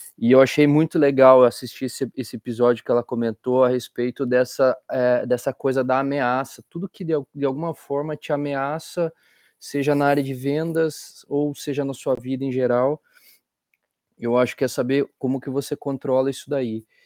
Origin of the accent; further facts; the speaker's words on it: Curitiba, Paraná, Brazil; now in Liverpool, United Kingdom; sou curitibano da Gema